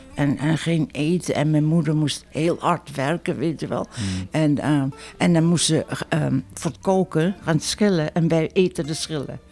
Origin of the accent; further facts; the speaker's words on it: Netherlands; moved away as an adult; also born or lived in Paterson, United States / Fremont, United States; now in United States; ik ben een Hollandse